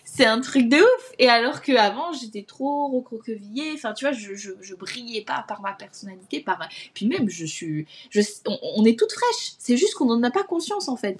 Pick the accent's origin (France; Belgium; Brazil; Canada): France; Alsace, Grand Est; moved away; j'ai postulé à une école euh, en Alsace, parce que c'est là d'où je viens